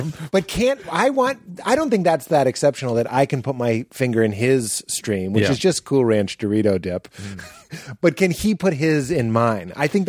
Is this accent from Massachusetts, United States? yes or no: yes; Lexington, Massachusetts, United States; I grew up in Lexington.